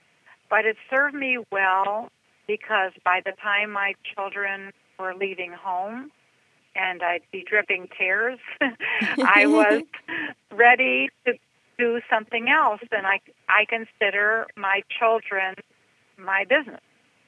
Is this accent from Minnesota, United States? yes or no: no; Cleveland, Ohio, United States; moved away as an adult; also born or lived in Michigan / Detroit; now in Nashville, United States; I am a Cleveland girl. I've been born and raised in Cleveland, Ohio, by my mom and my dad and my seven brothers and sisters.